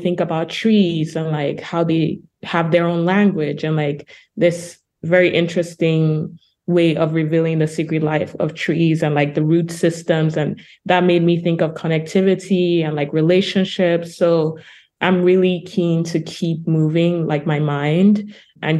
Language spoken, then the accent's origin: English; Lagos, Nigeria; moved away as an adult; now in Brooklyn, United States; I'm a Nigerian artist, for example. I was born in Lagos and I'm living in Brooklyn, New York now